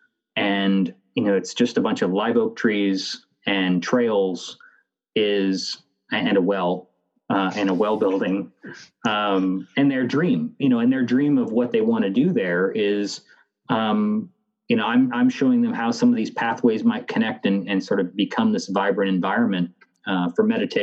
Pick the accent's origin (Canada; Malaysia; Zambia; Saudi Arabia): Canada; I am Canadian